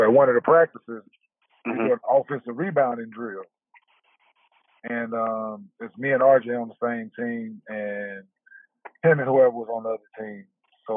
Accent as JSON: {"language": "English", "town": "Dallas", "region": "Texas", "country": "United States", "tie": "born or raised there", "said": "me growing up in Dallas"}